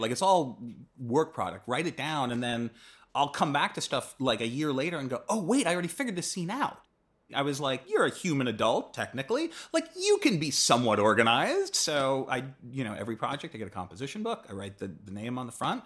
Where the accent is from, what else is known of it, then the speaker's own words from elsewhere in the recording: East Coast, United States; moved away; I grew up on the East Coast and I went to a boarding school there